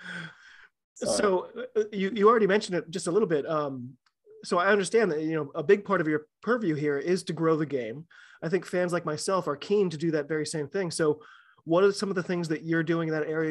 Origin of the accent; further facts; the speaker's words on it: United States; I'm an American rugby fan